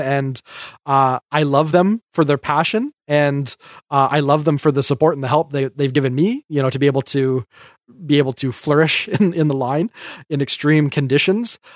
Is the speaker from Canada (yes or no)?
yes; Canada; We're just Canadian